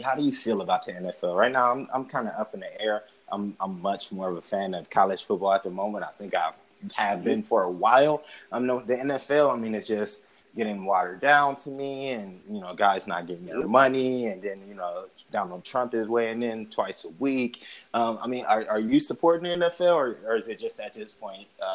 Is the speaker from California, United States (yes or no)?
no; Akron, Ohio, United States; also born or lived in New York; I'm from Akron